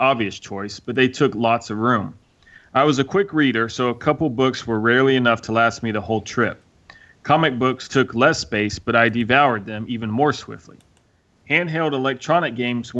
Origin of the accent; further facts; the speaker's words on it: Indiana, United States; I grew up in Indiana, but all my family lived in Texas